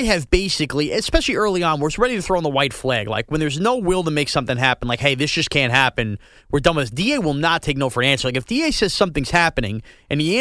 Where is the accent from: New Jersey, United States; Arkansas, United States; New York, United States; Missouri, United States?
New York, United States; Long Island; We both live on Long Island, and we grew up on Long Island